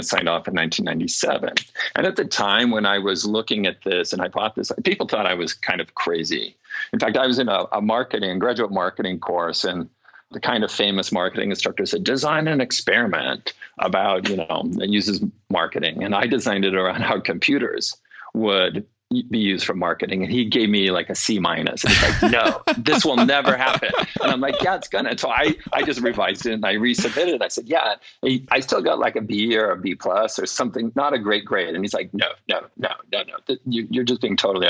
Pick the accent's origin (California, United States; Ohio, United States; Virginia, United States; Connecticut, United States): California, United States; I grew up in California.